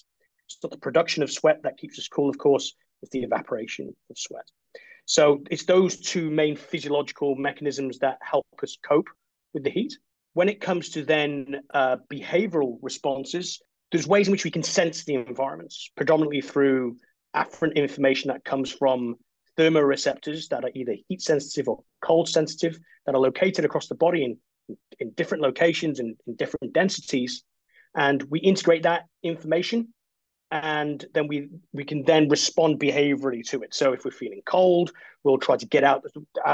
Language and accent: English; Wales, United Kingdom; moved away as an adult; also born or lived in Canada / East Midlands; now in Australia; I'm originally from Wales and it rains a lot there.